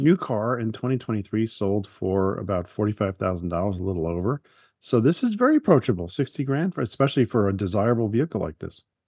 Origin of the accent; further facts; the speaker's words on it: Long Island, New York, United States; I grew up on Long Island